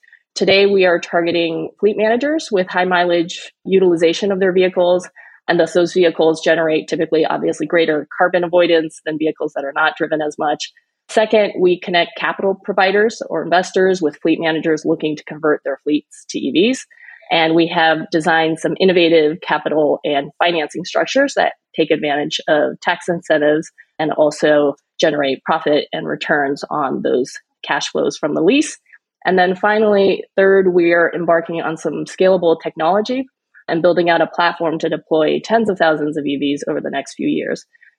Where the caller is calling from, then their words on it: California, United States; So I'm dialing in from the Bay Area, Silicon Valley, in California.